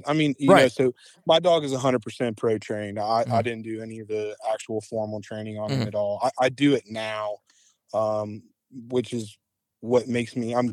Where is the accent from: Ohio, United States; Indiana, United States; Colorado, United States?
Ohio, United States; Cincinnati; I grew up in Cincinnati, Ohio, born and raised.